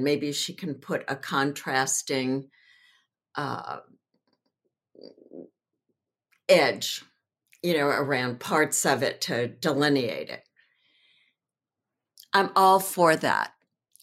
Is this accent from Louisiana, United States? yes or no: yes; New Orleans, Louisiana, United States; also born or lived in Windsor Square, Los Angeles; now in Los Angeles, United States; growing up in New Orleans